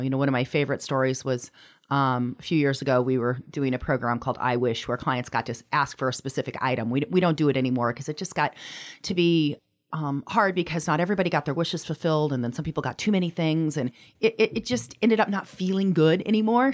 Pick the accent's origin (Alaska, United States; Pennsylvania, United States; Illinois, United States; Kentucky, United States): Alaska, United States; Anchorage; moved away; I'm from Anchorage originally, but hadn't lived here in a number of years